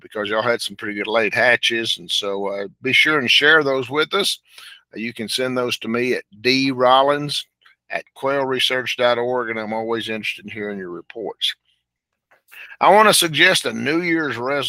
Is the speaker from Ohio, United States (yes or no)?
no; Hollis, Oklahoma, United States; As a kid growing up in Hollis, Oklahoma